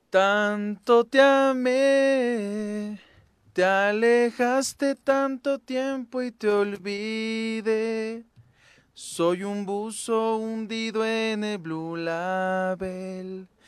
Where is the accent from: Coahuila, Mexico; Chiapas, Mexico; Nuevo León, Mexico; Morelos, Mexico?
Morelos, Mexico; De aquí de Morelos.